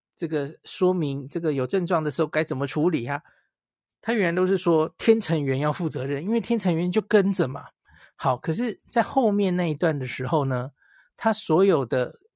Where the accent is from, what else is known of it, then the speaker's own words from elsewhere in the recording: Taiwan; 我们台湾人其实很清楚吧